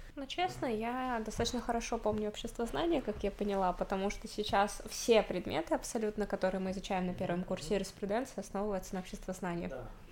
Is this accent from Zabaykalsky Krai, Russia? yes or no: yes; Zabaykalsky Krai, Russia; Я сама из Забайкальского края, и я живу в селе